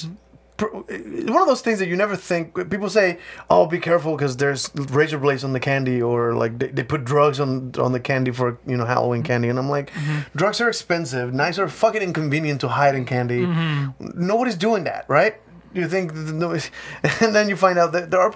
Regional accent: Mexico; I'm from Mexico

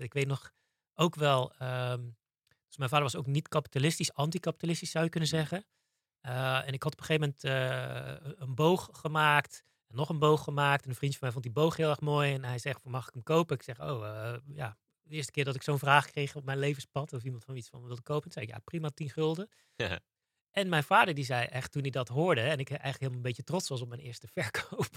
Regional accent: Zeeland, Netherlands; Ik ben opgegroeid in Zeeland.

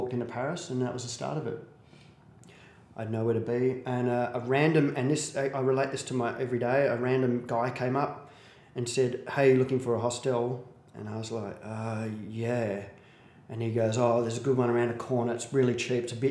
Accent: Perth, Western Australia, Australia; I'm from Perth. I'm from Maddington, which is 20 minutes out of Perth.

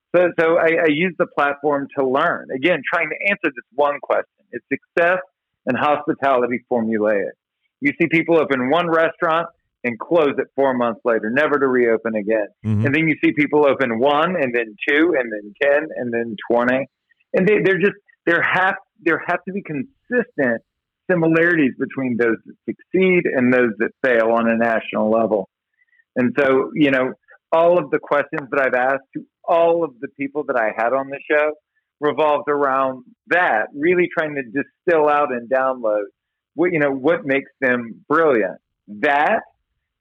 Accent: Baton Rouge, Louisiana, United States; moved away; also born or lived in Hollywood; I was born and raised in Baton Rouge, Louisiana.

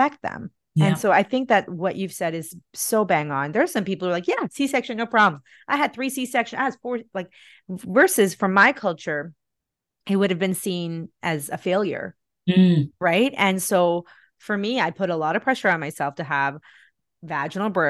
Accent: India; also born or lived in Bahrain; now in Canada; back when I grew up in India in the 80s and 90s

